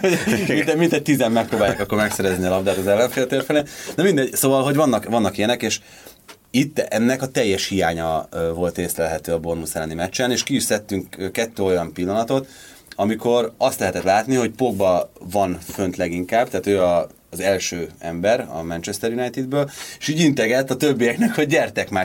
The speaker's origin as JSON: {"language": "Hungarian", "country": "Hungary", "tie": "born or raised there", "said": "magyarnak születtem"}